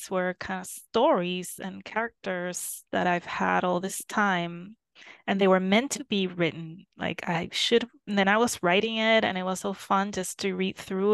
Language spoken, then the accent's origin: English; Puerto Rico; moved away as an adult; now in Germany; I come from Puerto Rico